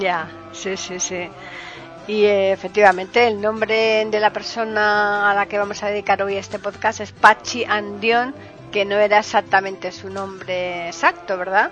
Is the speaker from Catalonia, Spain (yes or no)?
no; Seville, Andalusia, Spain; yo soy eh, sevillana